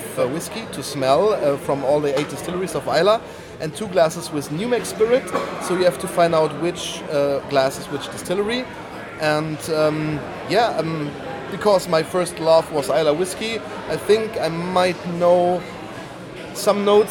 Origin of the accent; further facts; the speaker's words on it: Bonn, North Rhine-Westphalia, Germany; I'm from Bonn, Western